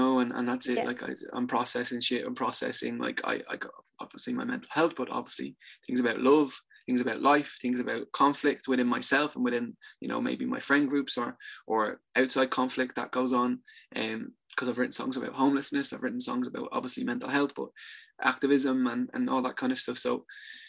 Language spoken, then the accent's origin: English; Dublin, Leinster, Ireland; I'm from Tala. I'm from Tala.